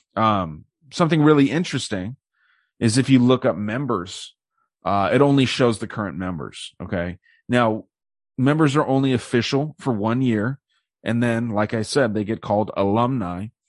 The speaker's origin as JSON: {"language": "English", "town": "Tucson", "region": "Arizona", "country": "United States", "tie": "born or raised there", "said": "my hometown here"}